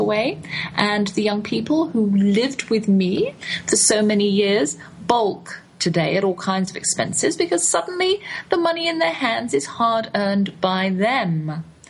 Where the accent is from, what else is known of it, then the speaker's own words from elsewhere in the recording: England, United Kingdom; accent: English; now in United States; my English accent